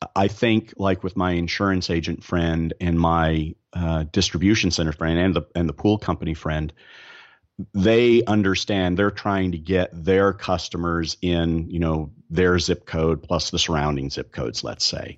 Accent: Dallas, Texas, United States; I'm from Dallas

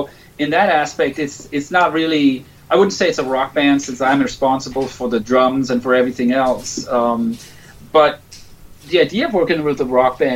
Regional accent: right outside Copenhagen, Capital Region of Denmark, Denmark; I grew up in Denmark right outside Copenhagen

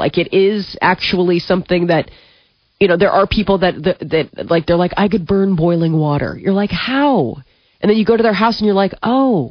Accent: United States; I love being an American.

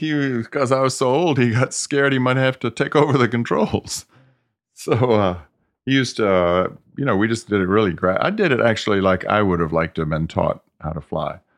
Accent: the South, United States; now in California, United States; I grew up in the South, so I was used

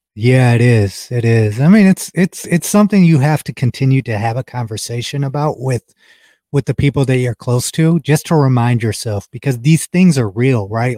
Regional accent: Ohio, United States; We're both from Ohio

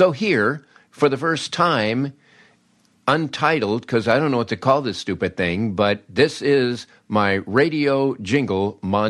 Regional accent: Peoria, Illinois, United States; how could my little station growing up in Peoria have this big elaborate jingle package?

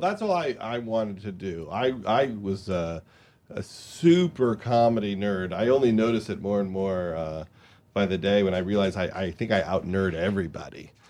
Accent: Long Island, New York, United States; I was from Long Island

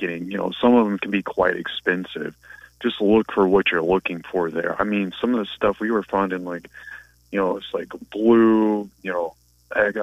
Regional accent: New Orleans, Louisiana, United States; I grew up in Louisiana, which is Catholic country

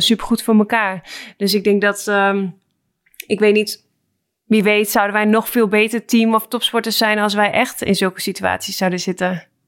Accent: Netherlands; moved away as an adult; also born or lived in Saint Petersburg, Russia

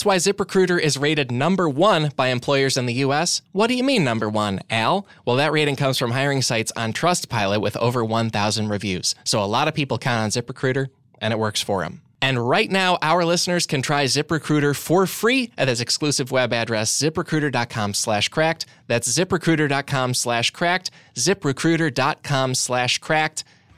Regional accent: Midwest, United States; Wangle is a verb I use because I'm from the Midwest.

